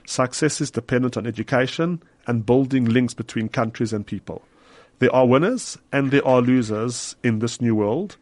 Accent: South Africa; as a Jew living in South Africa, we, proudly South African

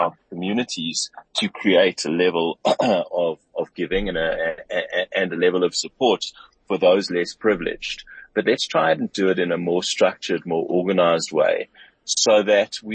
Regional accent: South Africa; I love South Africa. I love being South African

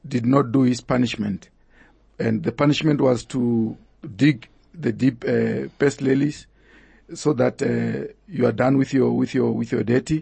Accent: Venda, Limpopo, South Africa; moved away as an adult; I was just coming from Venda

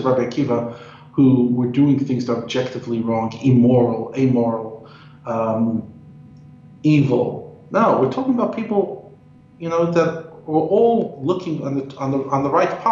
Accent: New York, United States; moved away as an adult; now in South Africa; I come from New York, if you haven't picked up on my accent. And every year I go back for a few days

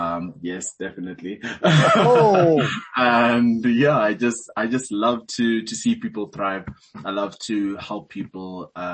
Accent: Soweto, Gauteng, South Africa; born there; also born or lived in Johannesburg / Cape Town; I was born in Soweto, then moved to, you know, central Joburg, then Cape Town, then back to Joburg.

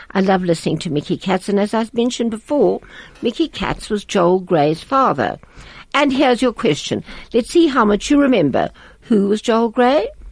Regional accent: Riga, Latvia; English is a second language; moved away; in Riga, in Riga, I went to the gymnasium.

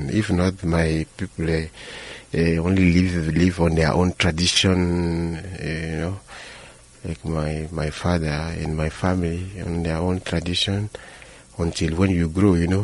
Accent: Benin; now in Johannesburg, South Africa; I was born in Benin, in the bulge, North West Africa.

